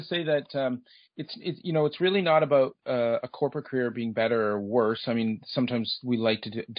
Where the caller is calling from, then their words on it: Toronto, Ontario, Canada; Okay, we're based out of Toronto, Ontario, Canada.